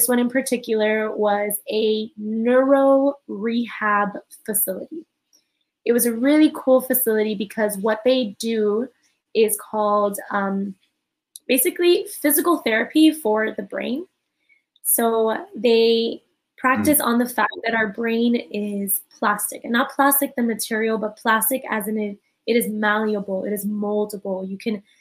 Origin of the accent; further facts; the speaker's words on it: Miami, Florida, United States; So I'm born and raised from Miami. So I'm a Miami native